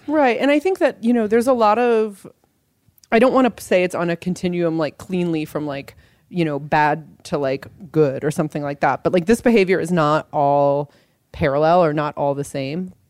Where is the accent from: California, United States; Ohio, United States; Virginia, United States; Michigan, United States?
California, United States; Los Angeles; my hometown newspaper, the Los Angeles Times